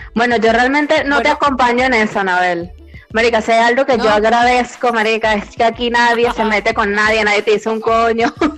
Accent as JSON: {"language": "Spanish", "country": "Venezuela", "moved": "yes", "said": "Yo soy la única venezolana que mataría la arepa"}